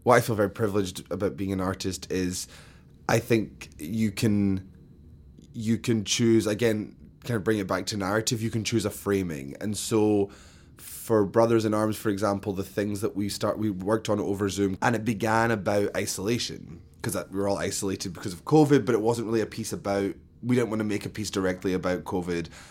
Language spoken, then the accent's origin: English; Scotland, United Kingdom; moved away as an adult; also born or lived in London; now in New York, United States; I grew up in Scotland, between Glasgow and London, but mainly in Scotland